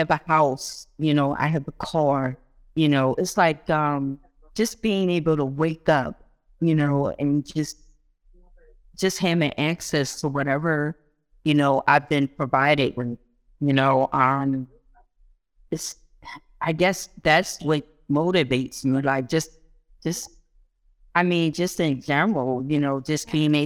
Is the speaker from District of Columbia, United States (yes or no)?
no; Philadelphia, Pennsylvania, United States; I grew up here in Philly. Although my family is from Guyana, I grew up here in Philly